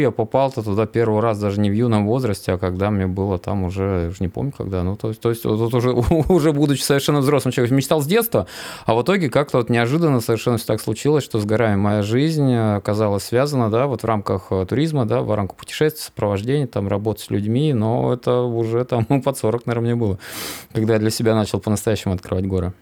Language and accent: Russian; Inta, Komi Republic, Russia; Я же как уроженец Инты, вот, у меня пятиэтажный дом.